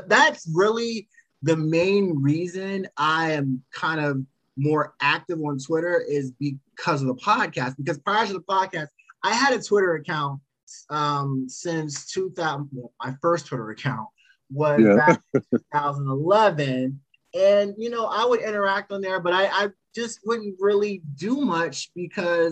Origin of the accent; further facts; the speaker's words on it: Potomac, Maryland, United States; I'm from Maryland, so I actually am from the Potomac area. So etiquette has always been ingrained in myself and my upbringing.